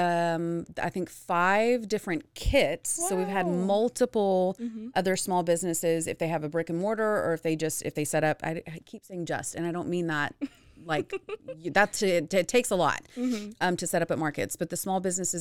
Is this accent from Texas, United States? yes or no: yes; Dallas, Texas, United States; moved away as an adult; also born or lived in Houston, Texas; now in Waco, United States; growing up in Dallas Fort Worth, I went to high school there